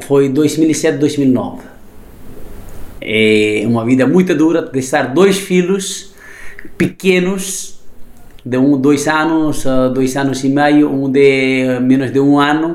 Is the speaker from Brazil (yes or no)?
no; Nepal; Portuguese is a second language; also born or lived in Germany / Italy; now in Lisbon, Portugal; nasci no Nepal